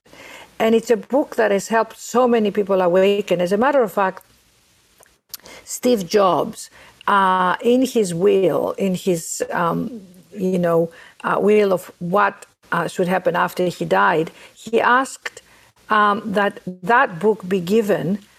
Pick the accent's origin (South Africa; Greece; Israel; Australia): Greece; Athens, Attica; now in New York, United States; I was born and raised in Athens, Greece, as you can all hear from my accent